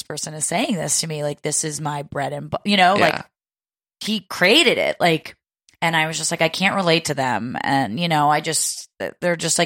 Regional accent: New Jersey, United States; moved away as an adult; now in New York City, United States; I'm from New Jersey and I live in New York

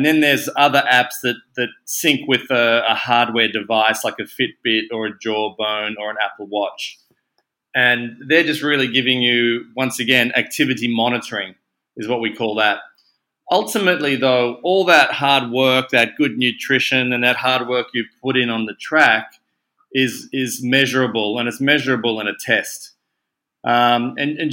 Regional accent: Australia; accent: Aussie; moved away as an adult; also born or lived in Sydney / Hong Kong; You can probably hear from my accent that I am in fact an Aussie

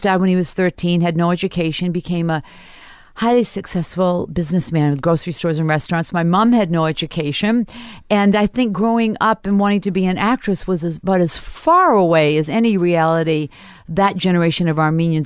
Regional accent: Portland, Maine, United States; moved away as an adult; also born or lived in Toronto; when I was growing up in Portland

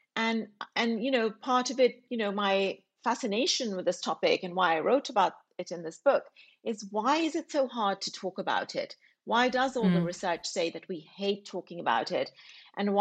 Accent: England, United Kingdom; a British Pakistani woman myself, growing up in England

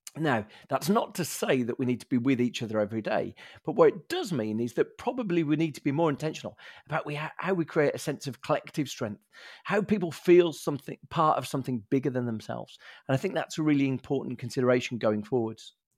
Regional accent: Birmingham, West Midlands, United Kingdom; a Brummie, grew up in the council estate in Birmingham

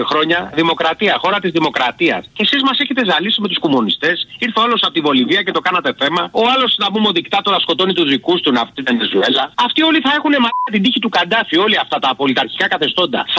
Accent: Malta; Από Μάλτα, δεν σκοπεί, παίρνω. Μάλτα. Από Μάλτα.

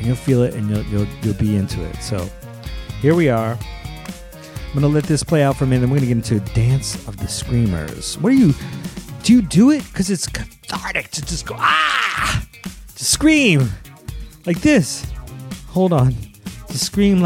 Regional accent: Philadelphia, Pennsylvania, United States; Philadelphia, Pennsylvania, my hometown

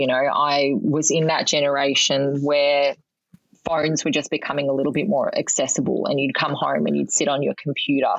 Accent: Melbourne, Victoria, Australia; I grew up in Melbourne

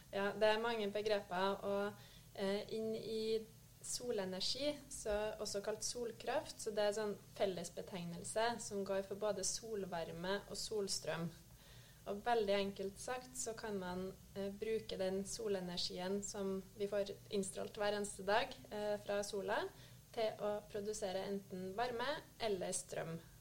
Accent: Trøndelag, Norway; moved away as an adult; jeg er en trønder som har forvilla meg sørover da jeg fikk jobbtilbud i Nordkonsult

